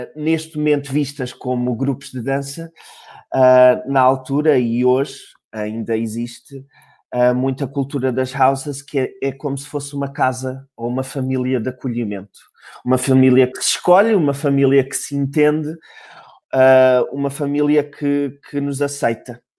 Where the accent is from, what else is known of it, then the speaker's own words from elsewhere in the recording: Faro, Algarve, Portugal; now in Lisbon, Portugal; sou de Faro